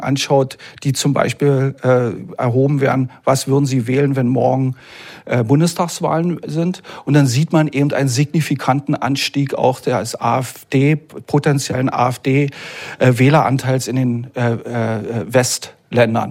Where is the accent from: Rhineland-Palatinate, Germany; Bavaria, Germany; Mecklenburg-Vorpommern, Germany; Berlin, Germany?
Berlin, Germany; ich bin irgendwie, man hört es ja auch, ich bin Berliner